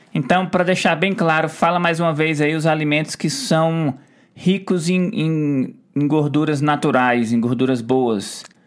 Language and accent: Portuguese; Ceará, Brazil; moved away; eu vim lá do Ceará